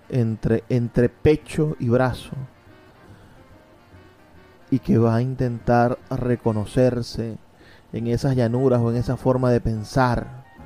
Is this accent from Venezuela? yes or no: yes; Venezuela; lo que somos como venezolanos.